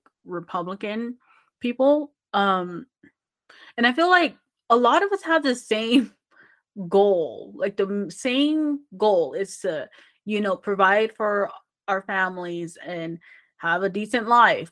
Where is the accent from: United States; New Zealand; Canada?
United States; California; moved away; I grew up in California